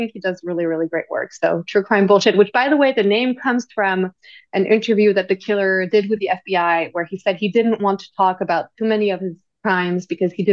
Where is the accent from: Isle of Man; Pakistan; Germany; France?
France; near Paris, Île-de-France; English is a second language; moved away as an adult; also born or lived in London; now in New York City, United States; I grew up and studied in France